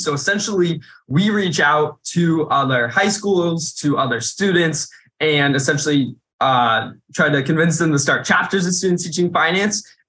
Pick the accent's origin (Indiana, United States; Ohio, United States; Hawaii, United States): Indiana, United States; in my home state